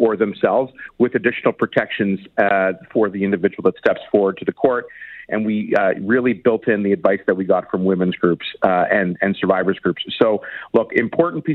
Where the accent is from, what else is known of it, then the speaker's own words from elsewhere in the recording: Toronto, Ontario, Canada; Danforth shooting in my hometown